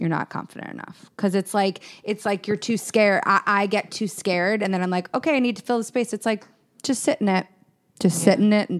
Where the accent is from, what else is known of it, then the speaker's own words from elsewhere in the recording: Cleveland, Ohio, United States; I'm from Cleveland.